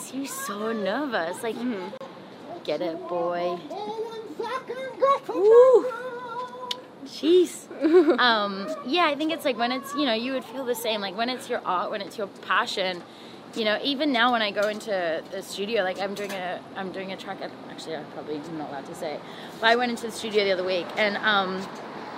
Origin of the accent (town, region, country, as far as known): Australia; moved away as an adult; also born or lived in Toronto, Canada; now in Los Angeles, United States